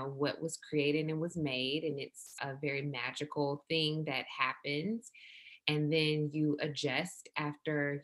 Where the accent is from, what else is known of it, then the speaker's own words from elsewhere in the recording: Milledgeville, Georgia, United States; I'm from South Georgia, from a small town called Milledgeville